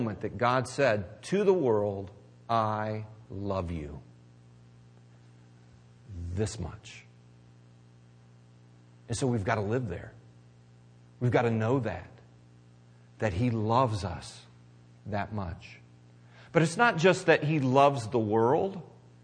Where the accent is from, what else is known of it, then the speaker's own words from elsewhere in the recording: Missouri, United States; I'm from Missouri